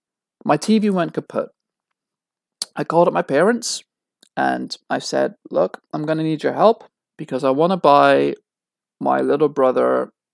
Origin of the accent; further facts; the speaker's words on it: United Kingdom; I am British. I was born British. My dad was from London. Therefore, I was born a dual citizen. Might not have been born in this country, but I was born British.